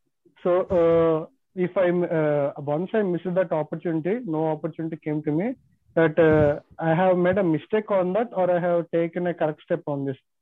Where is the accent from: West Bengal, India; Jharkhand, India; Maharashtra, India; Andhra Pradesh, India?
Andhra Pradesh, India; Visakhapatnam; I am from Vishakhapatnam